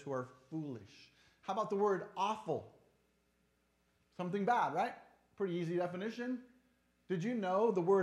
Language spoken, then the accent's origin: English; Tacoma, Washington, United States; I'm from Tacoma.